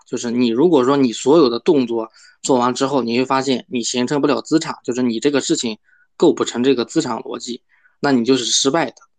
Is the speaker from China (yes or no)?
yes; China; 我们中国人